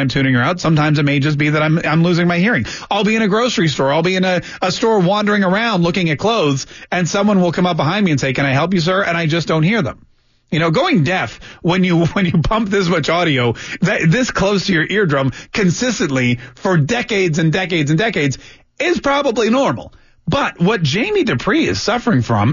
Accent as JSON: {"language": "English", "country": "Canada", "tie": "born or raised there", "moved": "yes", "lives_now": "United States", "said": "I was born in Canada"}